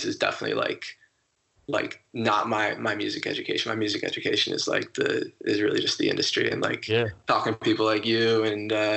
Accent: right outside of New Haven, Connecticut, United States; I grew up right outside of New Haven.

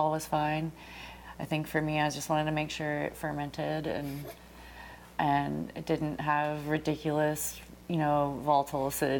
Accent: Florida, United States; moved away as an adult; also born or lived in San Diego / Bay Area; I'm from Florida

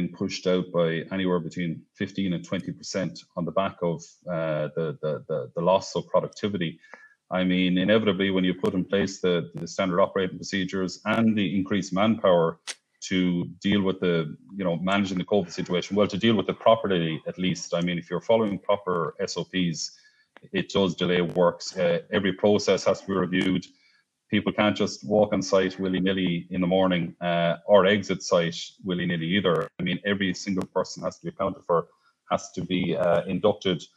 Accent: Ireland

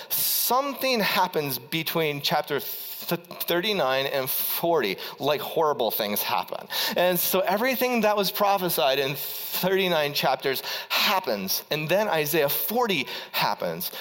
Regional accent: Ohio, United States; I was from Ohio

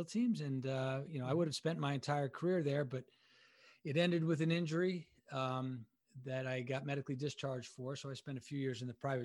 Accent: Bay Shore, New York, United States; I'm originally from New York and Long Island, New York, a little town called Bayshore

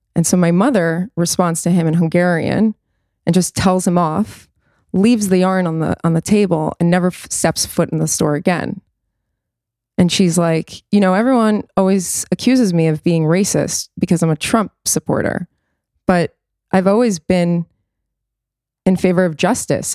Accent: New York City, New York, United States; growing up in the States

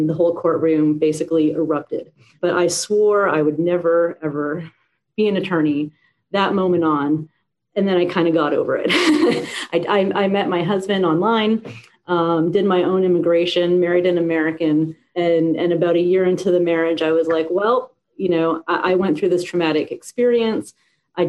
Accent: Vancouver, British Columbia, Canada; moved away as an adult; now in Florida, United States; I was born and raised in Vancouver, Canada.

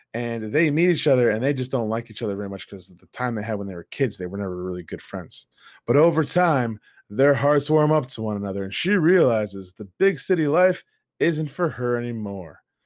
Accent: United States; I'm an American

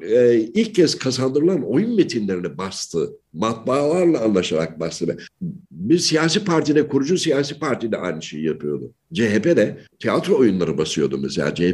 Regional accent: Yenimahalle, Ankara, Turkey; Yani ben Ankara Yeni Mahalle'de büyüdüm. Ankara Yeni Mahalle ve Ankara halk evi e, bünyesinde çalışmalar yaptım.

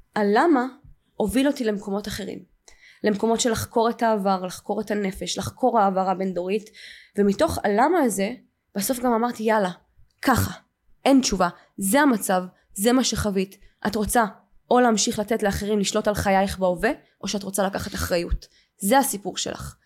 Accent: Ramat Gan, Tel Aviv District, Israel; וגדלתי אה, וגד, בשכונה כאילו טובה ברמת גן

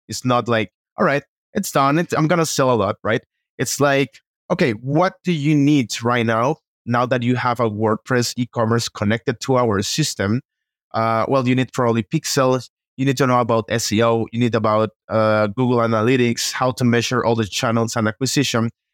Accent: Costa Rica; now in Mexico City, Mexico; I'm from Costa Rica

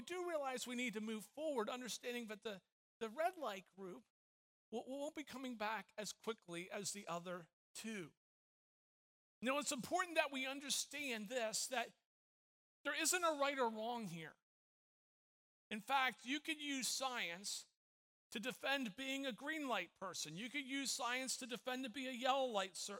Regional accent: Tampa, Florida, United States; moved away; I grew up in Tampa Bay

